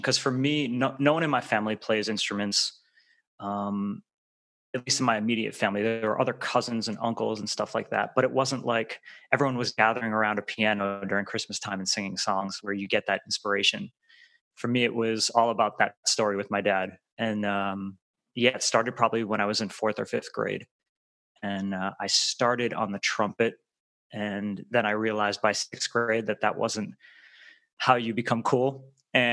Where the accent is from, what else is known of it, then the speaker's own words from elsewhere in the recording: Rhode Island, United States; moved away as an adult; now in Los Angeles, United States; where I grew up in Rhode Island